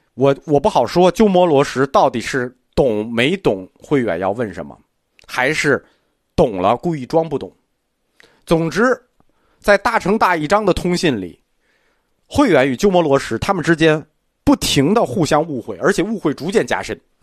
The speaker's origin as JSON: {"language": "Chinese", "country": "China", "said": "我们中国人觉得"}